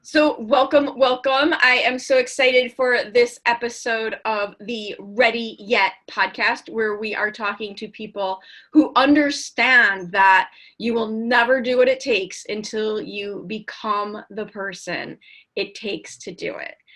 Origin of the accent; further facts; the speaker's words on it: Chicago, Illinois, United States; So I grew up in Chicago